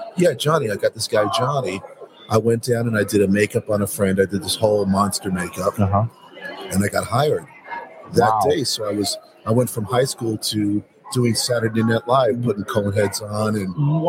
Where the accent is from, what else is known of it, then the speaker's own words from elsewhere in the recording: New York, United States; I'm from New York.